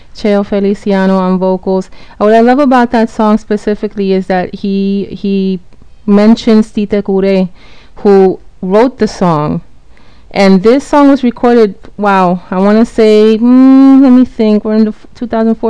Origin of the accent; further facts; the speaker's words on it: New Jersey, United States; New Jersey, you're my home state, so I always just say Jersey